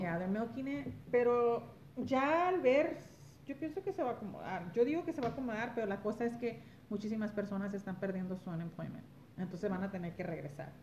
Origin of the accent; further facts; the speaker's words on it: Los Angeles, California, United States; moved away; Soy originaria de Los Ángeles, California, padres mexicanos, Michoacán y Jalisco